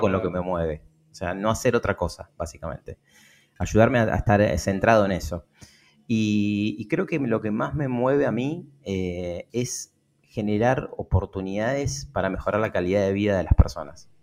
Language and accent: Spanish; Lomas de Zamora, Buenos Aires Province, Argentina; en el fondo de mi casa, en Lomas de Zamora, nací en Lomas de Zamora, en, acá en Buenos Aires, en el conurbano bonaerense